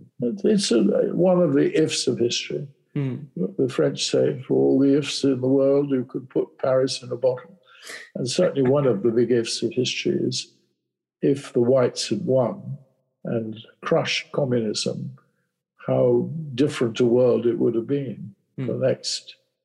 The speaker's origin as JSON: {"language": "English", "region": "Wales", "country": "United Kingdom", "said": "I speak as a Welshman."}